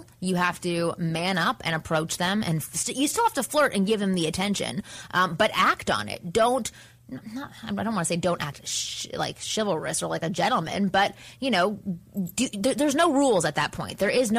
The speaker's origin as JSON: {"language": "English", "country": "Canada", "said": "I'm from Canada, so you can be younger and drink"}